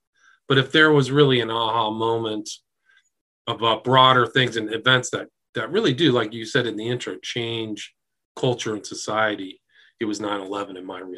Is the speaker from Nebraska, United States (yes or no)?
yes; Nebraska, United States; I spent 3 years in D.C. from 1995 to 98, and I was from Nebraska. I was very naive.